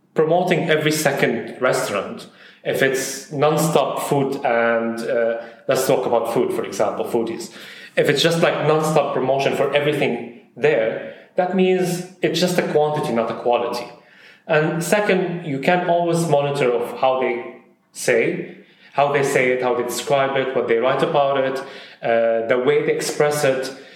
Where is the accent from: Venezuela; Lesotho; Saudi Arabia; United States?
Saudi Arabia; also born or lived in Syria / Bahrain; now in United Arab Emirates; I'm originally from Syria, but I grew up in Saudi Arabia